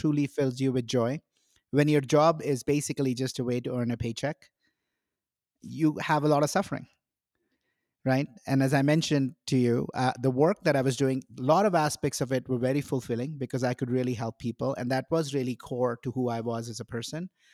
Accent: India; now in United States; I grew up in India

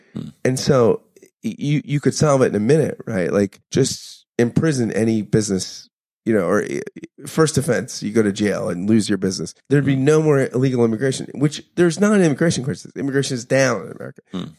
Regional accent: United States; I feel like I'm so American

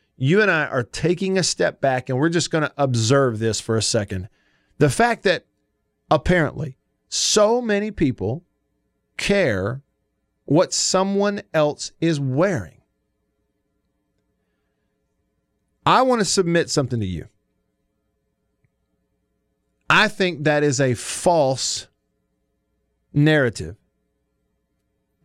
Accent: the South, United States; I grew up in Baptist churches in the South

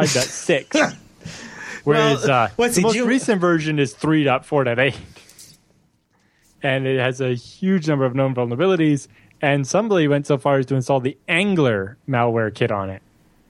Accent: Norfolk County, Ontario, Canada; Happens to be the one from my hometown.

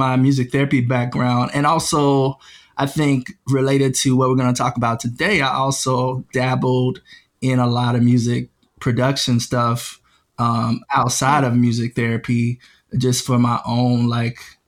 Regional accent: Georgia, United States; also born or lived in Michigan; I was born in Michigan and raised in Georgia

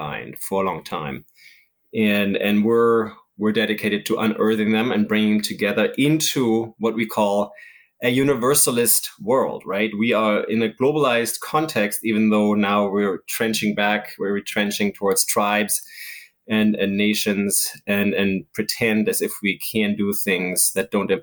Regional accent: Germany; moved away; I grew up in Germany when we had an Eastern part, communist part

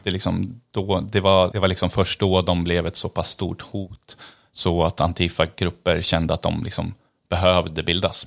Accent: Eskilstuna, Södermanland, Sweden; jag är från Eskilstuna

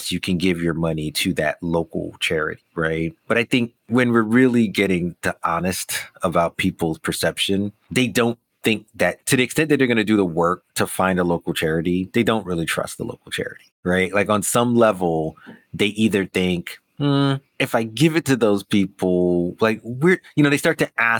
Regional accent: New York, United States; I grew up in New York, you know, my family's West Indian

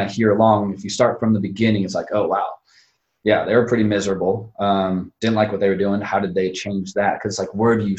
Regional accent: Northwest Indiana, United States; I'm from the region, Cherville

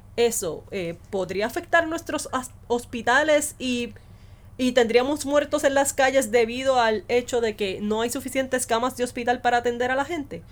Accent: Puerto Rico; yo soy puertorriqueño

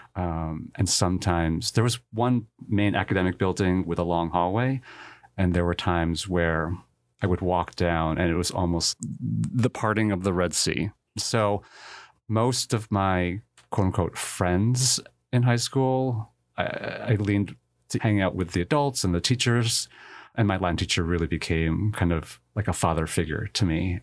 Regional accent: New Jersey, United States; I was born in a small town in New Jersey, about half an hour west of New York City

